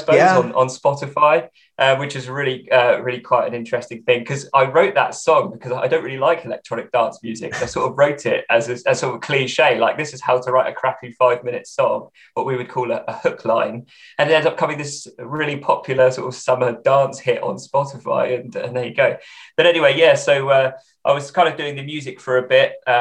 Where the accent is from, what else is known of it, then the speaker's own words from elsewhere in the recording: England, United Kingdom; I'm English. That's my ethnicity. And this is England